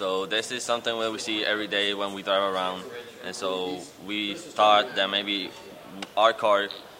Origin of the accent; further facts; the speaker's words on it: Puerto Rico; where we are from Puerto Rico